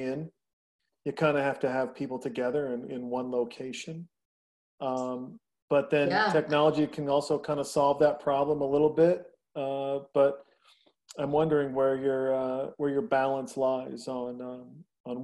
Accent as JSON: {"language": "English", "region": "rural Northwest Montana", "country": "United States", "tie": "born or raised there", "said": "I grew up in Montana. You didn't see a Porsche or a Lamborghini. I mean, rural Northwest Montana"}